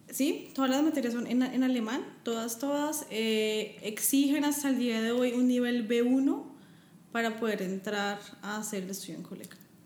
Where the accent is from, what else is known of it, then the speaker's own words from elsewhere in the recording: Bogotá, Colombia; moved away as an adult; also born or lived in Frankfurt, Germany; now in Germany; yo vengo de Bogotá, estoy acostumbrada al frío